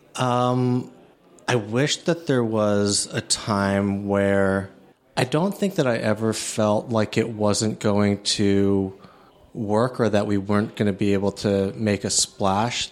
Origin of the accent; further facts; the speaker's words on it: outside of Boston, Massachusetts, United States; also born or lived in Chicago, Illinois; I was born in the U S, I was born in Chicago, and then my family moved to outside of Boston